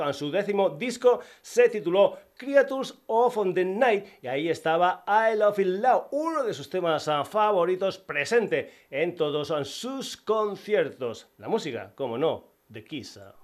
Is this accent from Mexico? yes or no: no; Spain; como el Guadiana de mi tierra